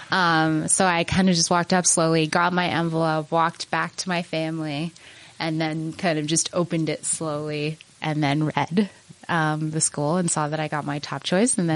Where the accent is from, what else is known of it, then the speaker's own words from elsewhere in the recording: Utah, United States; growing up in Utah, I was kind of, you know, I was ready to go somewhere else for college and I really, really loved my four years at Penn. And I, you know, I didn't think I would move back to Utah to be honest